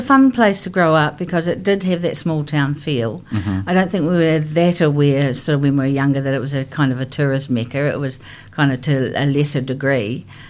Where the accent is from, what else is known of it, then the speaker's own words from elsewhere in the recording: Rotorua, Bay of Plenty, New Zealand; also born or lived in Christchurch; when I was 5 years of age, we moved to Rotorua from Christchurch. So Christchurch is my hometown, but I was away from Christchurch for many years. So we moved to Rotorua. And I started school there. I enjoyed being up in Rotorua. Sort of when I went there at five, it was a small town, and it's grown quite significantly since then.